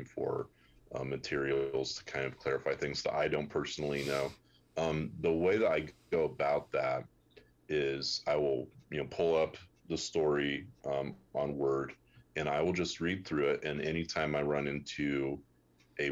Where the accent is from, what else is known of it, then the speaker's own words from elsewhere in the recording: United States; as an American reader